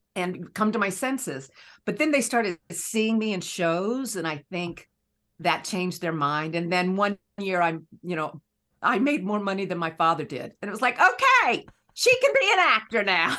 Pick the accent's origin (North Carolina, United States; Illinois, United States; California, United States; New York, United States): North Carolina, United States; Raleigh; I grew up in Raleigh, North Carolina